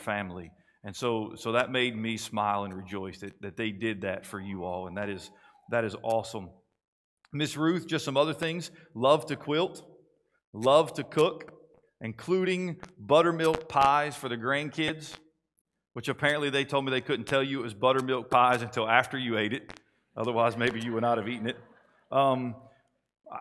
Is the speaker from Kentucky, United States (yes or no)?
yes; Kentucky, United States; now in Coweta County, Georgia, United States; the great state of Kentucky, which is my home state